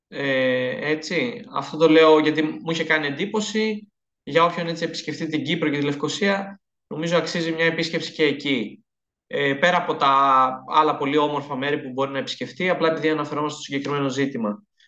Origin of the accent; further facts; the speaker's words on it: Greece; εμείς ως Ελλαδίτες, ως Έλληνες